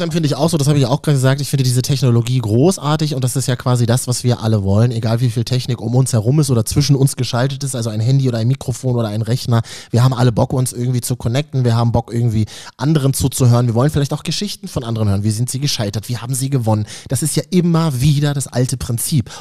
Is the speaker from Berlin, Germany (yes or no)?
yes; Berlin, Germany; als Berliner